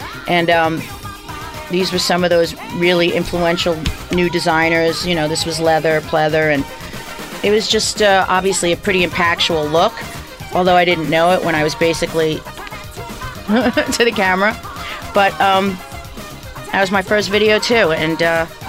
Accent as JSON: {"language": "English", "region": "New York", "country": "United States", "said": "I'm from New York"}